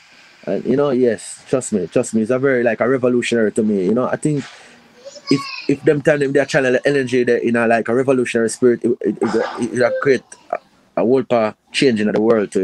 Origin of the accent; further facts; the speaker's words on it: Clarendon, Jamaica; also born or lived in Kingston, Jamaica / Portmore, Jamaica; I was born in Kingston Jubilee Hospital. So I think Portmore was the first place I lived as a child from my recollection. But I moved at the age of about 4 or 5, I moved to a parish called Clarendon in a district called Sanguinetti.